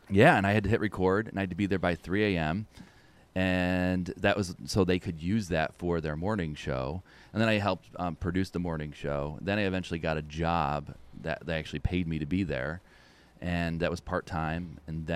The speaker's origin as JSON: {"language": "English", "town": "West Winfield", "region": "New York", "country": "United States", "tie": "born or raised there", "also_born_or_lived": "Utica, New York", "said": "I grew up in this area. I grew up in West Winfield"}